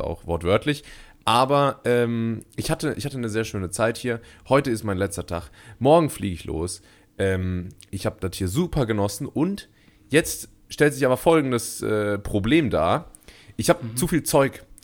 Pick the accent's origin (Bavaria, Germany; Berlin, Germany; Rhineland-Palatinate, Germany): Rhineland-Palatinate, Germany; also born or lived in Karlsruhe; meine Identität als Pfälzer